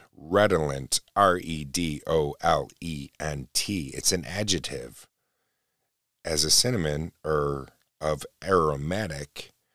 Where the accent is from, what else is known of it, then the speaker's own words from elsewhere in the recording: New York, United States; Born and raised right in New York State, a rock throw from where I'm living right now